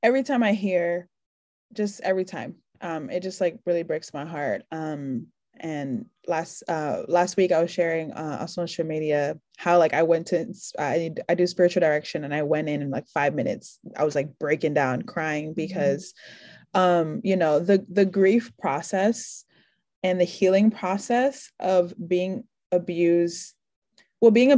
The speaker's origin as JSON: {"language": "English", "region": "New York", "country": "United States", "said": "I'm from New York"}